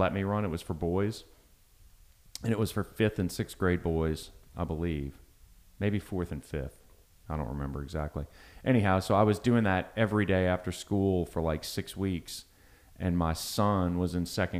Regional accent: Long Beach, Mississippi, United States; moved away as an adult; also born or lived in Michigan; now in Baton Rouge, United States; I was born in Michigan. And when I was just before I turned 7, we moved to Long Beach, Mississippi, which is right on the coast. And so from 7 through high school for the next 10 years, I was on the coast

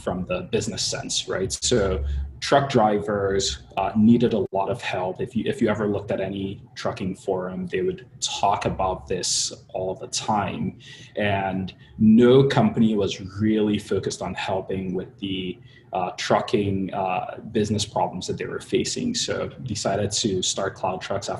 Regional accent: Nigeria; moved away as an adult; also born or lived in Pennsylvania, United States / Baltimore, United States; now in Bay Area, United States; I was born and raised in Nigeria, moved out to the States 13 and a half years ago for college

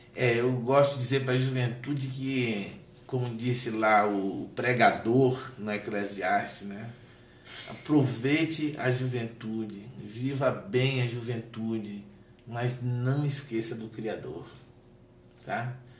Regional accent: Salvador, Bahia, Brazil; moved away as an adult; also born or lived in Alagoinhas, Bahia, Brazil; now in Brasília, Brazil; Salvador, né, onde eu cresci

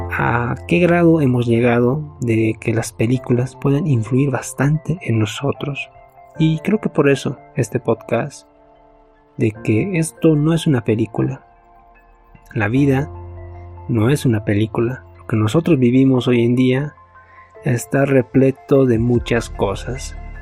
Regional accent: Bolivia; acá en mi nacionalidad, en mi país, mi amada Bolivia

